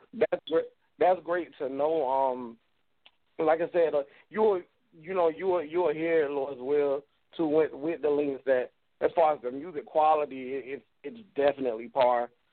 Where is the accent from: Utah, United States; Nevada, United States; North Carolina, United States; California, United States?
North Carolina, United States; Wilmington; I'm from Wilmington, North Carolina.